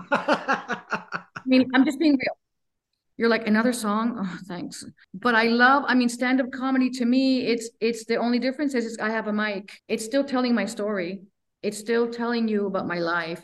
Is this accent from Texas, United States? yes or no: yes; Laredo, Texas, United States; I grew up in Laredo, Texas